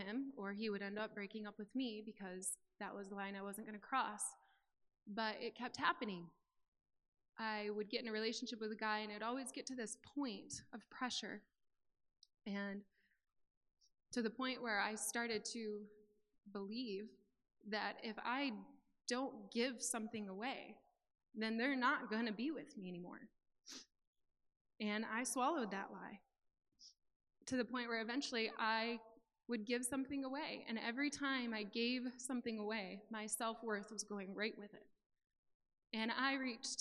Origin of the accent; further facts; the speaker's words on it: Mount Pleasant, Michigan, United States; moved away as an adult; also born or lived in San Diego, California; we moved from Mount Pleasant, Michigan to San Diego, California